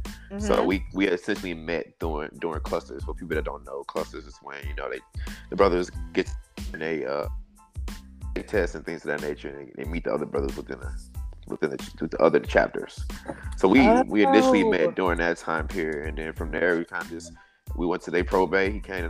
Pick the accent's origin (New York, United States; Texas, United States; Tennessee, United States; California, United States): Tennessee, United States; Chattanooga; moved away; also born or lived in Atlanta, Georgia; other half co-founder WEARBRIMS. I'm originally from Chattanooga, Tennessee, by way of Atlanta, Georgia.